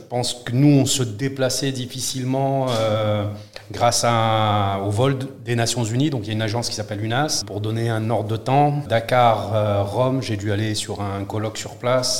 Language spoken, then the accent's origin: French; southern France, France; also born or lived in Morocco; j'ai grandi dans le sud de la France, je suis marocain.